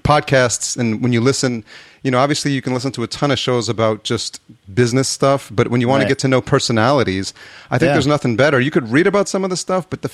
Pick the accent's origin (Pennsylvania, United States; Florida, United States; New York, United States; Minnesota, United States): New York, United States; Yonkers; So I grew up here in Yonkers, just north of the Bronx. And for most of my life, I've been living in New York